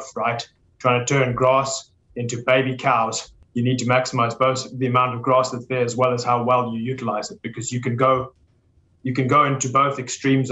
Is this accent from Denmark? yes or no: no; South Africa; moved away as an adult; now in Kentucky, United States; I'm from South Africa, born and raised in South Africa